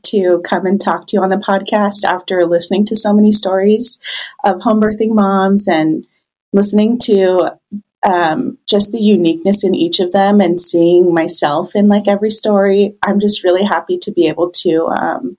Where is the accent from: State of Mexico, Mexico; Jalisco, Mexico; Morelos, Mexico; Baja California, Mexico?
Baja California, Mexico; moved away as an adult; now in Central Oregon, United States; I'm actually originally from Baja, California